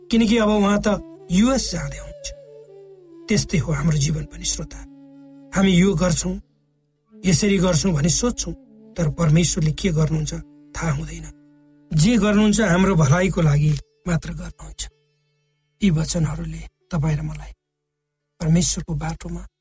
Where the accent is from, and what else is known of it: eastern hills, Nepal; born or raised there